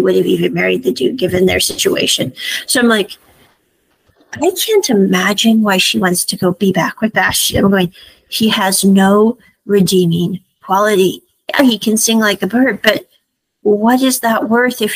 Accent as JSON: {"language": "English", "region": "Midwest", "country": "United States", "tie": "born or raised there", "said": "I grew up in the Midwest"}